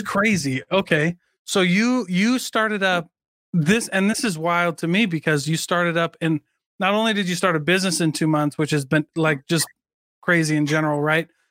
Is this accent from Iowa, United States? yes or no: yes; Iowa, United States; moved away; also born or lived in Provo, Utah; I am from Iowa